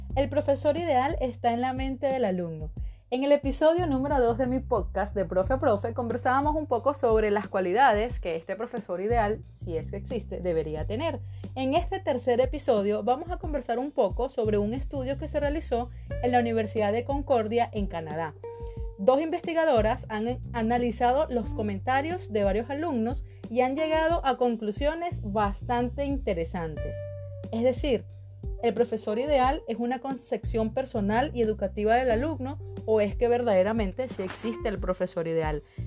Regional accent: Venezuela; moved away as an adult; also born or lived in Caracas, Venezuela; now in Ecuador; Soy de Esnotú, Venezuela, y ejercí en Caracas durante cuatro años, pero por la situación de mi país, emigré en el 2018 Ahora vivo en Ecuador

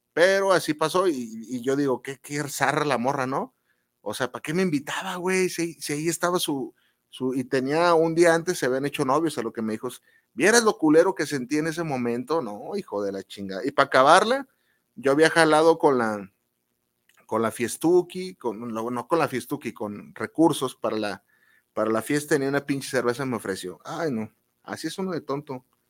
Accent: Guadalajara, Jalisco, Mexico; aquí en Guadalajara, los que somos de Guadalajara

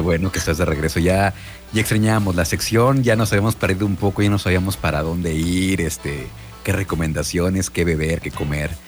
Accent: Mexico; como buenos mexicanos somos muy paneros

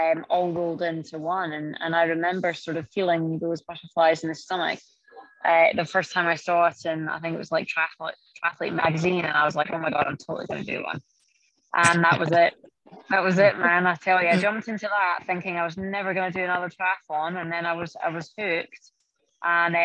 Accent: Scotland, United Kingdom; moved away as an adult; now in California, United States; I grew up in Scotland

